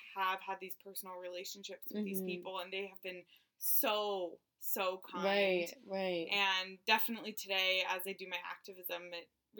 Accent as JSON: {"language": "English", "town": "Miami Beach", "region": "Florida", "country": "United States", "tie": "born or raised there", "also_born_or_lived": "New York City", "moved": "as an adult", "said": "I grew up in Miami Beach and went to school in New York City"}